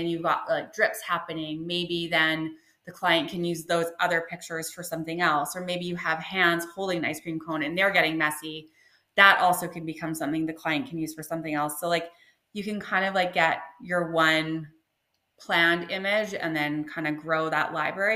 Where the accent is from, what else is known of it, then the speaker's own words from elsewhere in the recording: British Columbia, Canada; also born or lived in Taiwan; I grew up in BC